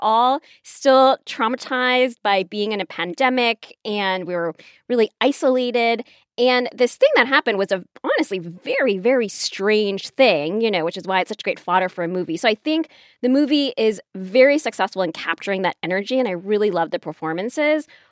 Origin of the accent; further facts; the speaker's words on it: Chicago, Illinois, United States; I'm from Chicago